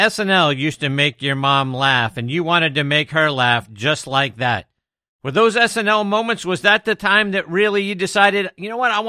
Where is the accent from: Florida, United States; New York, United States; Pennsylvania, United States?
Pennsylvania, United States; Pittsburgh; the opposite side of the state from my hometown of Pittsburgh.